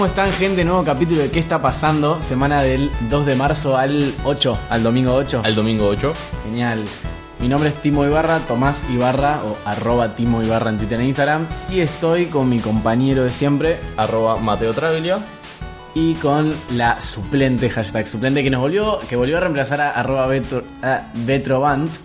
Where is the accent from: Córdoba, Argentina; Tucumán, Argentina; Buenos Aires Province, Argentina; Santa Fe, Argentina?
Santa Fe, Argentina; Rosario; nosotros somos de Rosario